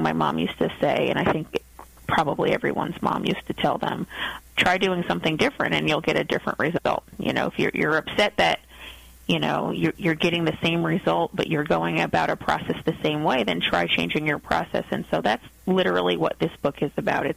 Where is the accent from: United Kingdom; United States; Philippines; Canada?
United States; my life as an American growing up